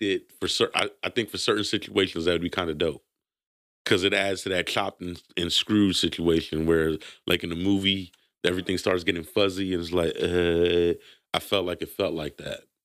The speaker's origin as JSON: {"language": "English", "town": "New York City", "region": "New York", "country": "United States", "tie": "born or raised there", "said": "born in Brooklyn, New York. I'm gonna be Brooklyn till"}